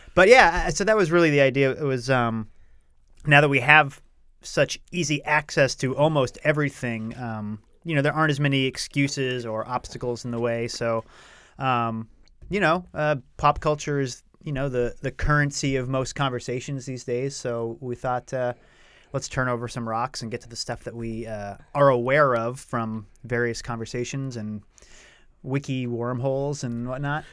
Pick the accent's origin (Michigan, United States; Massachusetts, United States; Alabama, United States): Massachusetts, United States; Rowley; moved away; I grew up in a town called Rowley, which is about twenty minutes north of Salem.